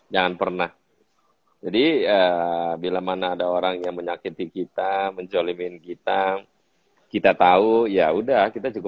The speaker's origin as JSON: {"language": "Indonesian", "town": "Tanjung Priok", "region": "Jakarta", "country": "Indonesia", "tie": "born or raised there", "said": "Karena gue lahir dan besar di Pelabuhan Tanjung Priuk dan bes, uh, tidurnya di gerobak pelabuhan uh, apa di gerobak rumah makan Padang."}